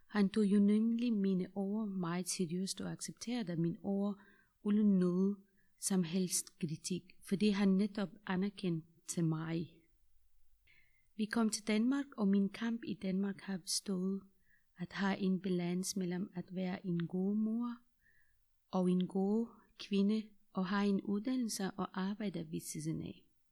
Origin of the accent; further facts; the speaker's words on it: Afghanistan; Danish is a second language; moved away as an adult; now in Denmark; Jeg er fra Afghanistan.